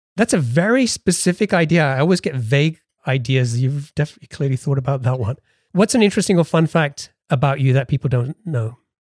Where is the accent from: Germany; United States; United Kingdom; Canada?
United Kingdom; England; we're both British. We both grew up in England